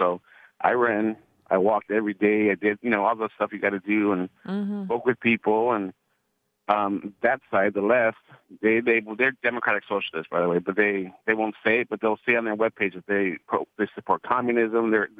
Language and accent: English; Los Angeles, California, United States; I'm half white and I'm half Mexican. I'm Irish and Mexican. I grew up in East Los Angeles. If you know anything about L.A., that's the Hispanic community in Los Angeles.